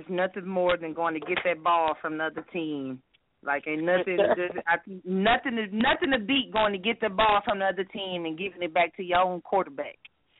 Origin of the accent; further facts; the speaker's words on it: Dallas, Texas, United States; now in Irving, United States; I'm from Dallas, Texas, currently in Irving, Texas